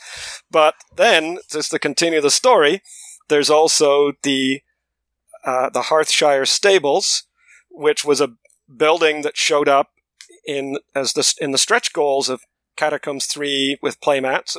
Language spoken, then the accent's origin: English; London, United Kingdom; moved away; I was born in London, in England